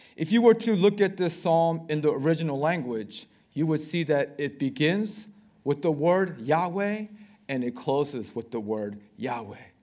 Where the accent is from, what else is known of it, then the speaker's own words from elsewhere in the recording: Baltimore, Maryland, United States; I am from Baltimore